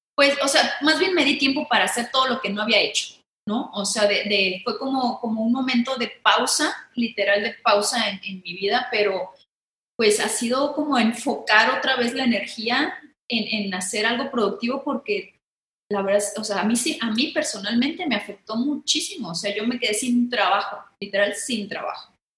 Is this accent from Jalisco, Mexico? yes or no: yes; Guadalajara, Jalisco, Mexico; accent: tapatío; soy mitad brasileña porque mi papá es brasileño, pero soy bien tapatía